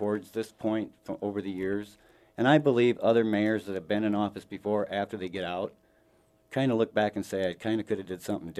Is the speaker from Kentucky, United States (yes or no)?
no; Sioux Falls, South Dakota, United States; Here in Sioux Falls.